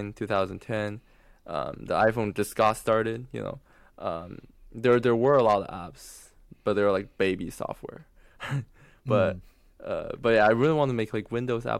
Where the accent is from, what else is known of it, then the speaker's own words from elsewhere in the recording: China; moved away; I was from China